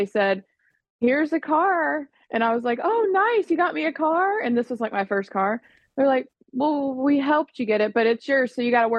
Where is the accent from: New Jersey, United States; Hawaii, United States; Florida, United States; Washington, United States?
Florida, United States; now in Nashville, United States; I was born and raised in Florida